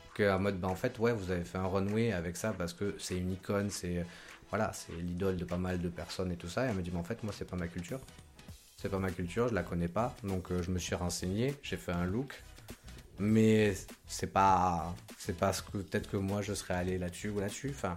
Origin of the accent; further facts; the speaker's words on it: Côte d’Ivoire; now in Lyon, France; je viens de Côte d'Ivoire